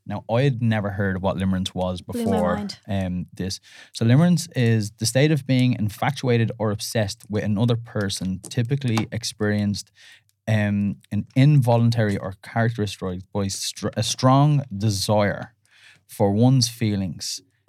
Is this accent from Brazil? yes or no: no; Ireland; and then because we're Irish, then we put an accent on it.